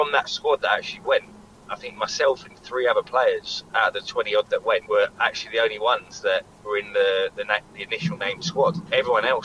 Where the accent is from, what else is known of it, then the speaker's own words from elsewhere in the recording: Eastleigh, South East England, United Kingdom; I'm from Eastleigh, which is obviously local to Southampton